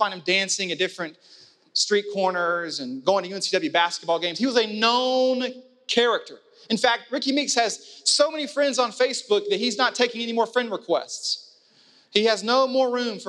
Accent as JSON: {"language": "English", "town": "Wilmington", "country": "United States", "tie": "born or raised there", "said": "I grew up in Wilmington. That's my home. That's where I spent the majority of my childhood growing up"}